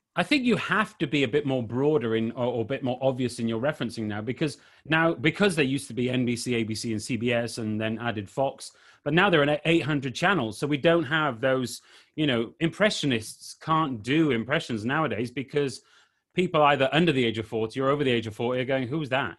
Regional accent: Wales, United Kingdom; I'm from Wales, which is one of the countries

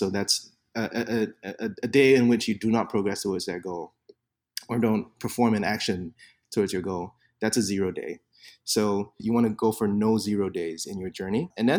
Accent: Singapore; first language English; So I'm being from Singapore, speak English as a first language. I always like to make fun of Americans who find out that I'm from Singapore and then they say, but your English is so good.

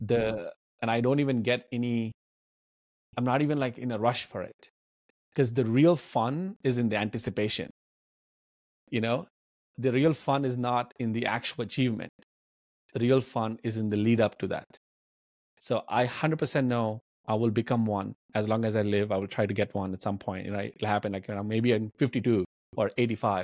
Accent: Hyderabad, Telangana, India; also born or lived in Bamuru (village), India; when we moved from Bamuru to Hyderabad, the city, and fa- the family was in a financially tough situation. I was like 12, 13 years old

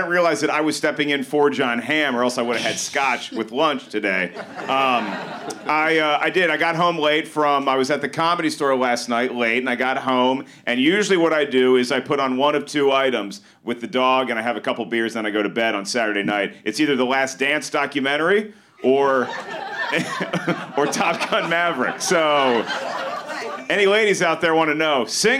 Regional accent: Virginia, United States; I'm from Virginia

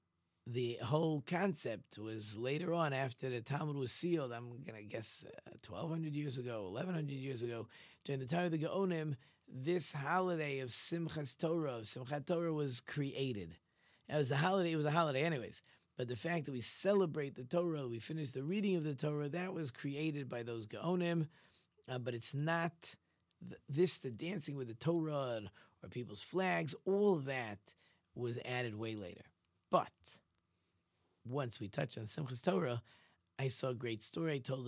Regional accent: Ramat Gan, Tel Aviv District, Israel; I grew up in Ramat Gan. We were not religious at all. We were a very irreligious family.

